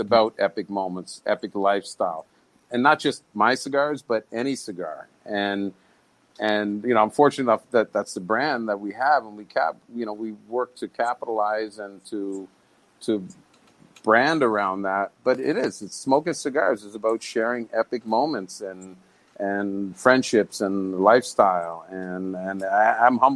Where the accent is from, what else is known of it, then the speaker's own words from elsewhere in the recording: Canada; moved away; being Canadian